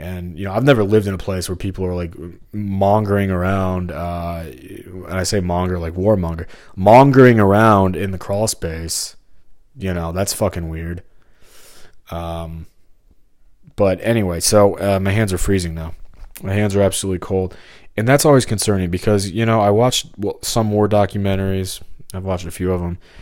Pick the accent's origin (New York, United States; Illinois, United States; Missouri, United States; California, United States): Missouri, United States; St. Peters; I'm from Missouri and, and lived here my whole life except for the past five, six years